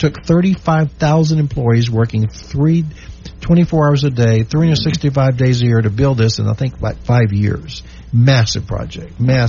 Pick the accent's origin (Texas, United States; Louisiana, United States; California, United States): Louisiana, United States; they asked me, where are you from? I said, USA. He says, good. Where in USA? I said, Louisiana.